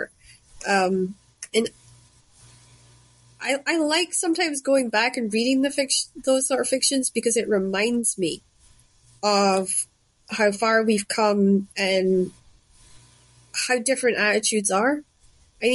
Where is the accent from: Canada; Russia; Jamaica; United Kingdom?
United Kingdom; Shetland, Scotland; moved away; When I was growing up in Shetland, arranged marriages was something that happened, and it was normal to us.